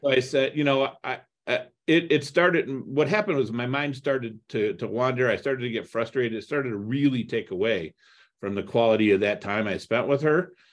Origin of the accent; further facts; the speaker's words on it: Toledo, Ohio, United States; also born or lived in Cleveland, Ohio; I grew up in Toledo, Ohio